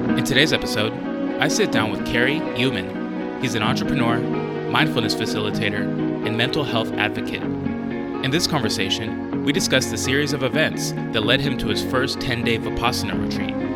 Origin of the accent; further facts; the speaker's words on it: San Diego, California, United States; growing up in San Diego